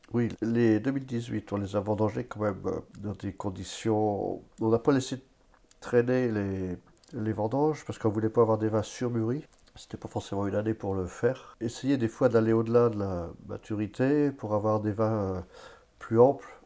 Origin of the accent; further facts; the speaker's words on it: Vallet, Pays de la Loire, France; je suis né euh, à Valette, sur l'exploitation